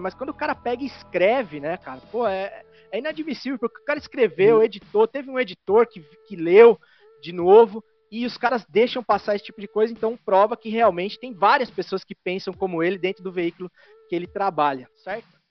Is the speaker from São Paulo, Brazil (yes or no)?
yes; interior of São Paulo, Brazil; now in Santa Catarina, Brazil; eu sou do interior de São Paulo